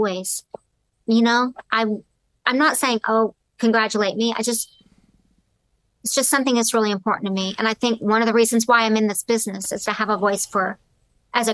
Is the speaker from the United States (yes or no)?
yes; the South, United States; I grew up in the South.